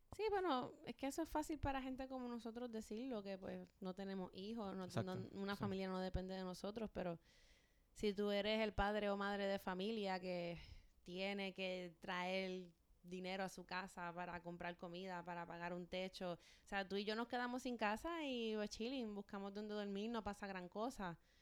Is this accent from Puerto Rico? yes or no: yes; Ponce, Puerto Rico; moved away; Yo soy de Ponce